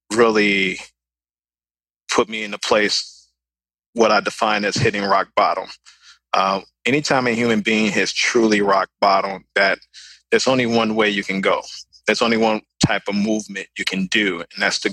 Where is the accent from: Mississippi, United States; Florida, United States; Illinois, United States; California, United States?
Illinois, United States; Chicago; I'm from the west side of Chicago. That's where I'm from, born and raised